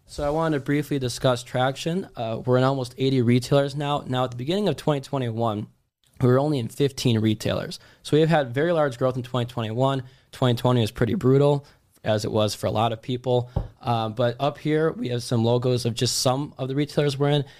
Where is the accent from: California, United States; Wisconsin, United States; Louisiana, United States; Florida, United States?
Wisconsin, United States; moved away; also born or lived in Miami; we're both from Wisconsin